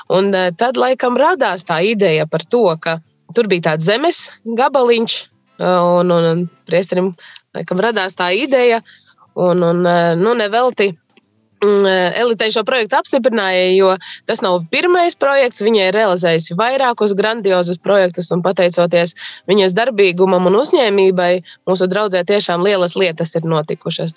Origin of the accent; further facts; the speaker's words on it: Līvāni, Līvāni Municipality, Latvia; moved away as an adult; now in Līksna, Latvia; Es esmu dzimusi Līvānos